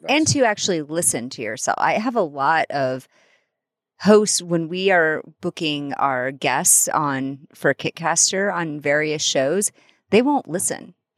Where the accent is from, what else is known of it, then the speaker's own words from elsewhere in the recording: Iowa, United States; moved away; I'm from Iowa